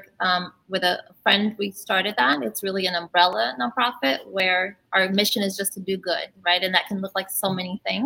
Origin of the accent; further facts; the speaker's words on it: Brazil; moved away; also born or lived in Braddock, Pennsylvania; I was born in Brazil